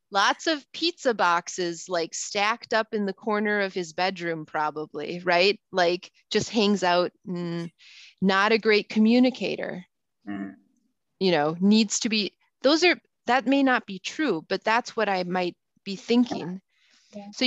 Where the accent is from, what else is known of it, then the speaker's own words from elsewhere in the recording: United States; I can say that because I'm actually American and I went to school, I went to high school in Europe and I went to college there. Mm. And then mm. I came back to the US, right?